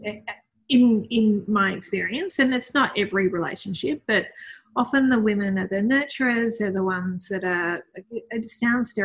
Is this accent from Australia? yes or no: yes; Melbourne, Victoria, Australia; I grew up in Melbourne